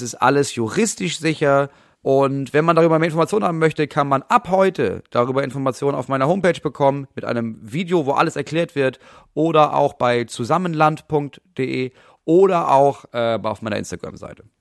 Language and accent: German; Germany; wir als Deutsche